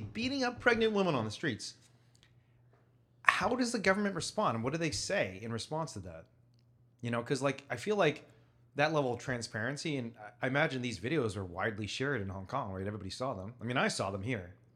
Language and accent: English; Chicago, Illinois, United States; I'm from Chicago